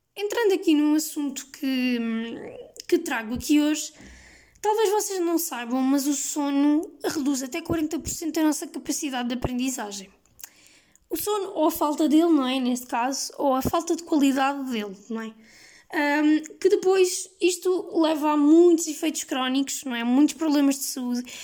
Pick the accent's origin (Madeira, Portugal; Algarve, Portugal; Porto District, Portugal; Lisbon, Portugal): Lisbon, Portugal; also born or lived in Évora; eu sou de Lisboa, não é? E, e que estudo em Évora